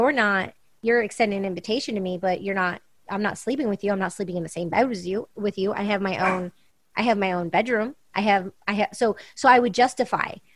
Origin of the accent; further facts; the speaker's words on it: California, United States; growing up in California and being around all these different people and events and parties um, in LA and New York and Paris and London and around the world